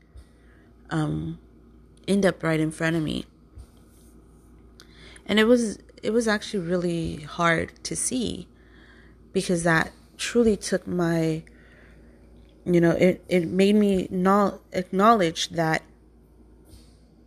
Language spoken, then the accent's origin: English; Compton, California, United States; growing up in Compton as a child